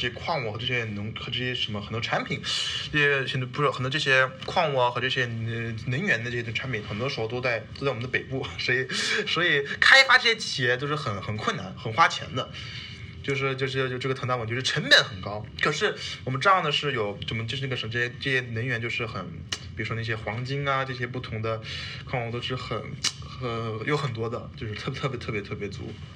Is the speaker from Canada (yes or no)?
yes; Montreal, Quebec, Canada; also born or lived in Wuhan, China; 我在这儿长大的